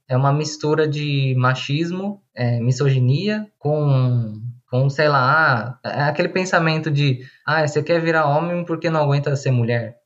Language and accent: Portuguese; São Paulo, Brazil; eu tenho 32 anos, sou de São Paulo